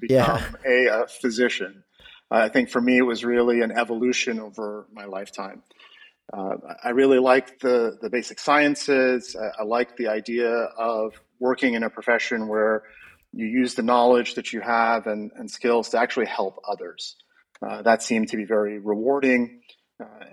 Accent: New Jersey, United States; moved away as an adult; also born or lived in New York City, United States / Chicago, United States; now in Dallas, United States; I grew up in the Northeast in the New Jersey area.

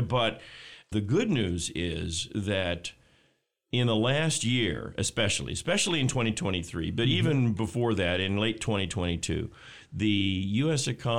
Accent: Texas, United States; now in Michigan, United States; I grew up in Texas, so I'm not a huge fan of winter.

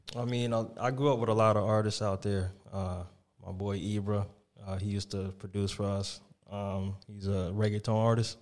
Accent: Dover, New Jersey, United States; in my hometown in Dover. It was a park I grew up

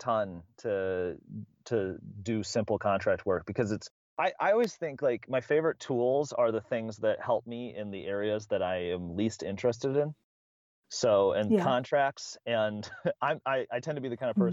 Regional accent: Midwest, United States; I'm from the Midwest

